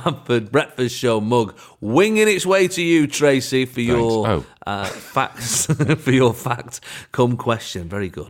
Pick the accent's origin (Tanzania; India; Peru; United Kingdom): United Kingdom; England; Well, I'm from England.